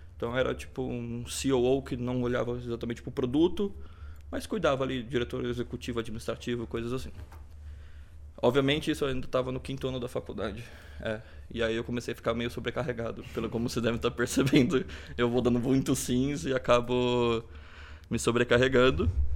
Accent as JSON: {"language": "Portuguese", "town": "Presidente Prudente", "region": "São Paulo", "country": "Brazil", "tie": "born or raised there", "also_born_or_lived": "Gabriel Monteiro, São Paulo"}